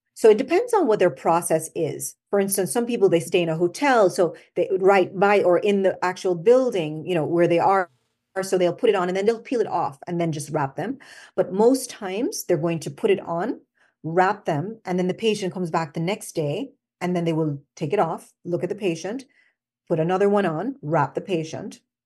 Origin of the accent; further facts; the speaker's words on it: Jamaica; accent: Jamaican; moved away as an adult; also born or lived in Washington, D.C., United States / Albany, New York, United States; I was born here, but I went back to Jamaica when I was five, and I, so I went to school in Jamaica